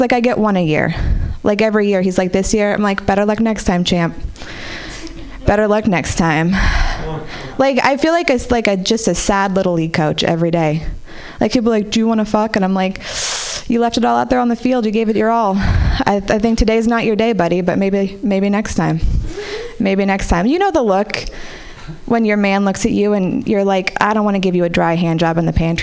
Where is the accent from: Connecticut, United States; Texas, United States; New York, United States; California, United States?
California, United States; Marin City; I grew up in Marin City